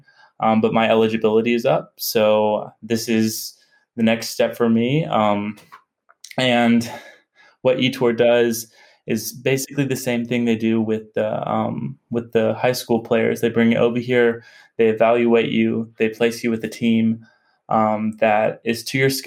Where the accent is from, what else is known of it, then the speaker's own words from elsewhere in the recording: Conway, Arkansas, United States; moved away as an adult; now in Spain; I grew up in Arkansas, in Conway, Arkansas, right outside of Little Rock